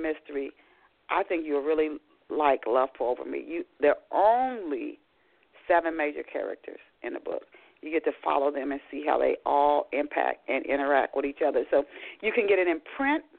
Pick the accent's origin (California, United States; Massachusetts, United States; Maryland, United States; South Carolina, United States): Maryland, United States; Arnold; also born or lived in Pasadena, Maryland; I grew up in a small town in Maryland. It was called Arnold. We started out in Arnold, Maryland, then we moved to Pasadena